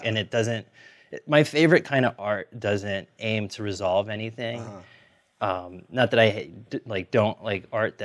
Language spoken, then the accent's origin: English; Jersey City, New Jersey, United States; I grew up in Jersey City during that time as well